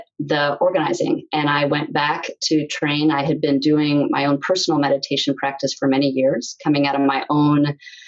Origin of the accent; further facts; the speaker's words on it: New York City, New York, United States; I grew up in New York City